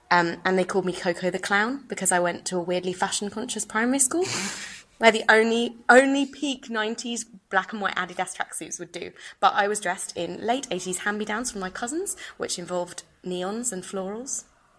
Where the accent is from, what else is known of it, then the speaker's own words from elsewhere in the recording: Brighton, South East England, United Kingdom; So, I mentioned earlier, I'm from Brighton. And Brighton is the gay capital of the UK.